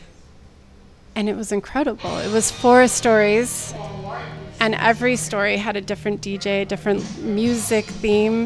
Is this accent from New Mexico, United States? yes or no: yes; New Mexico, United States; moved away as an adult; also born or lived in Santa Barbara, California; now in San Francisco Bay Area, United States; I grew up in New Mexico